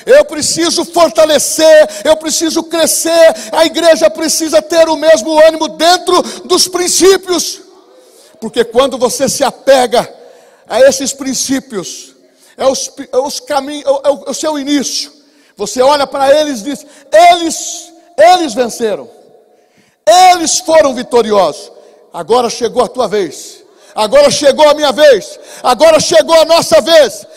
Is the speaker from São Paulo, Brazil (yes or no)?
yes; Bauru, São Paulo, Brazil; Nós somos de Bauru, lá do interior de São Paulo